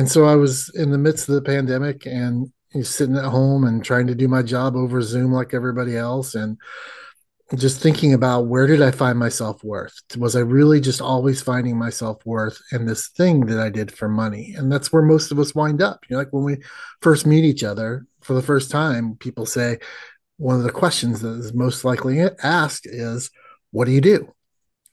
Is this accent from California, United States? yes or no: no; Indiana, United States; moved away; I grew up in the Midwest like you did. In the wonderful state of Indiana